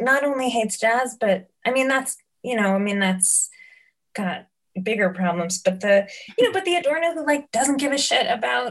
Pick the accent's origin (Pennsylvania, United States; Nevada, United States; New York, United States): New York, United States; You know, I think growing up in New York and you know, kind of fortuitously getting access to the sort of kinds of experimental theater